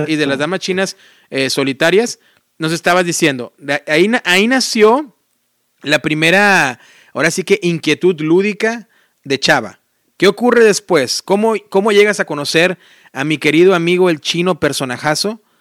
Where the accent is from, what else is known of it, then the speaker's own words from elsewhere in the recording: Mexico; first language Spanish; yo siendo mexicano